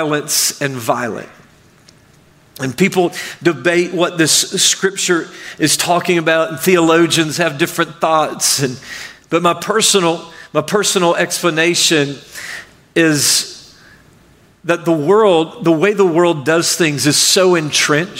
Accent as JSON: {"language": "English", "region": "Arkansas", "country": "United States", "tie": "born or raised there", "also_born_or_lived": "Mississippi / Michigan", "moved": "yes", "lives_now": "Florida, United States", "said": "I grew up in Arkansas, and I lived in Mississippi, and then I lived in Michigan for a while, and I've been in Florida for a long while now."}